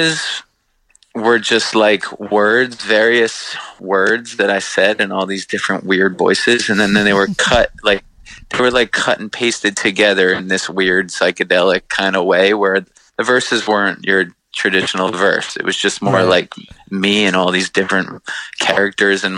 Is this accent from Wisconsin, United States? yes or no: no; Long Island, New York, United States; we grew up on Long Island